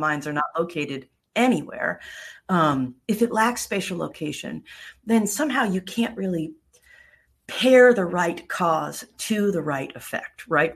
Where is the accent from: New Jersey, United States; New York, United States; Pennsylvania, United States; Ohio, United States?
New York, United States; now in Florida, United States; I grew up in New York